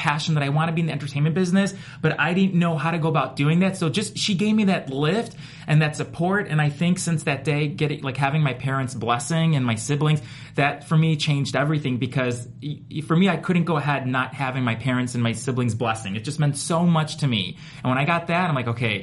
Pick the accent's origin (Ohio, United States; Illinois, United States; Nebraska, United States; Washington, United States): Illinois, United States; Chicago; I'm from Chicago.